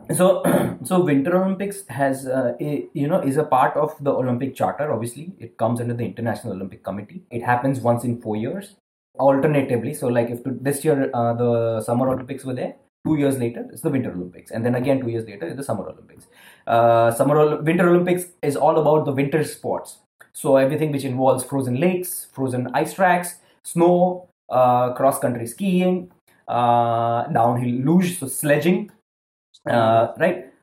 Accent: Ahmedabad, Gujarat, India; moved away as an adult; also born or lived in Scandinavia; I was from Ahmedabad.

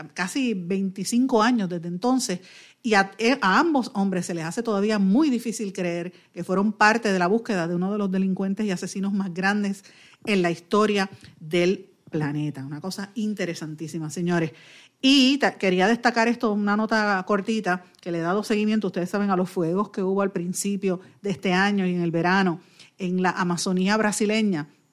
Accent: Puerto Rico; como puertorriqueños

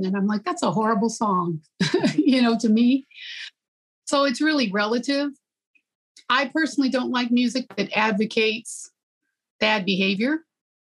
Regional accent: Gary, Indiana, United States; I was growing up in Gary

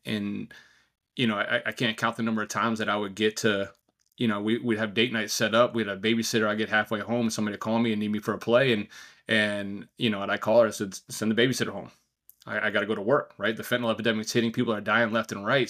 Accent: outside of New York City, United States; also born or lived in Virginia Beach; now in New Hampshire, United States; growing up outside of New York City

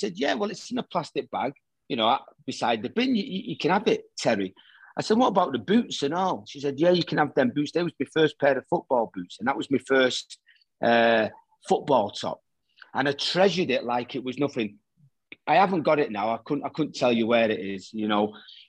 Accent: Salford, North West England, United Kingdom; moved away; growing up in Salford, popping over to Ireland every 3 or 4 months

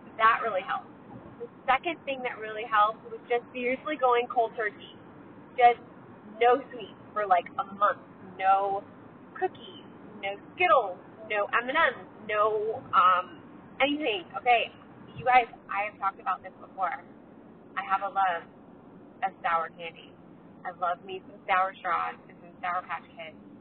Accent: California, United States; I'm from California

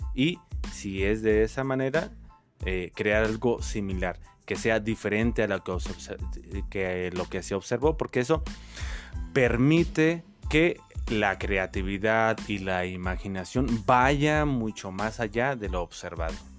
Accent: Dolores Hidalgo, Guanajuato, Mexico; also born or lived in Valle de Santiago; Soy originario de Valle de Santiago, pero desde mis primeros inicios de vida he existido aquí en Dolores Hidalgo.

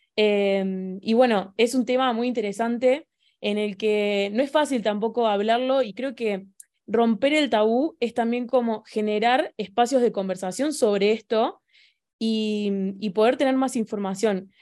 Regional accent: Argentina; soy de Argentina

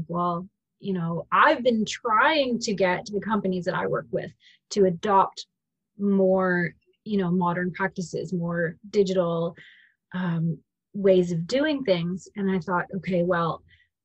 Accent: Ridgeway, Ontario, Canada; So I'm from Ridgeway, Ontario

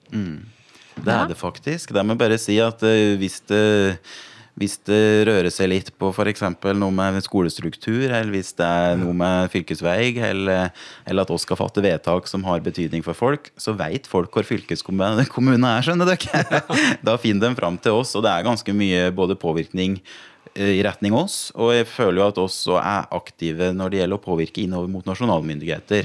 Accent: Gudbrandsdalen, Innlandet, Norway; jeg er fra Gudbrandsdalen

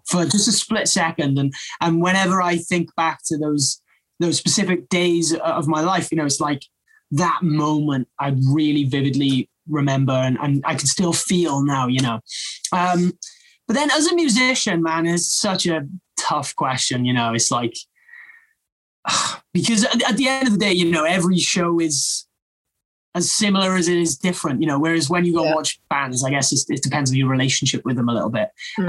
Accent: Wales, United Kingdom; it's just such a a big part of our culture

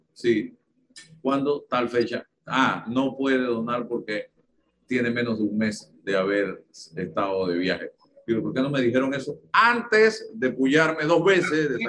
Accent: Panama; Somos panameños

